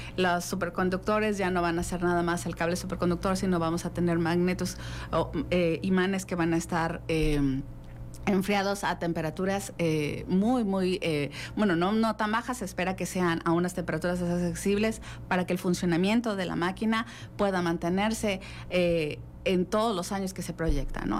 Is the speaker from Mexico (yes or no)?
yes; Mexico; somos mexicanos, somos Wadi y estamos presentes en, esas instituciones